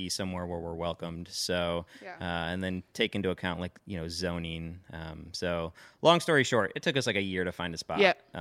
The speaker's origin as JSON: {"language": "English", "town": "Grand Rapids", "region": "Michigan", "country": "United States", "tie": "born or raised there", "moved": "as an adult", "lives_now": "New Orleans, United States", "said": "I grew up in Grand Rapids, Michigan"}